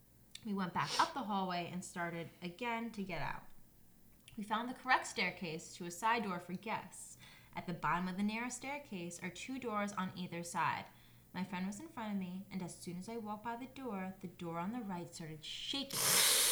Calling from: Indiana, United States

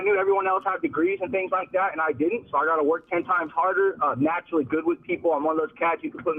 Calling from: Seattle, Washington, United States; From Seattle, Washington.

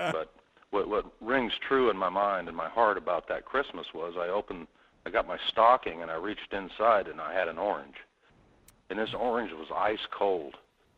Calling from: Kenai, Alaska, United States; from Kenai.

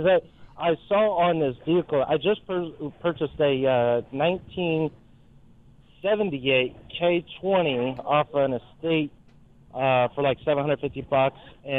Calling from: Florida, United States; Hey, good morning, guys. I'm actually calling from Florida.

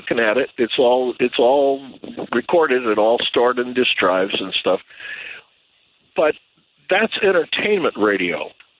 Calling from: San Jose, California, United States; I'm calling you from San Jose, California

